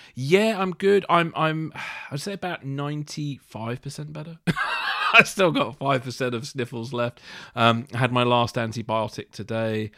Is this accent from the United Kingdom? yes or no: yes; United Kingdom; being a Brit